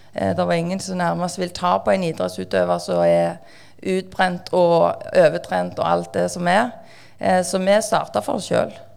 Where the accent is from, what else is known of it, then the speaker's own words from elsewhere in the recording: Bjørheimsbygd, Rogaland, Norway; also born or lived in Stavanger; now in Sandnes, Norway; jeg er oppvokst i Bjørnsbygd, Strand kommune, Ryfylke, og så bor vi på Sandnes.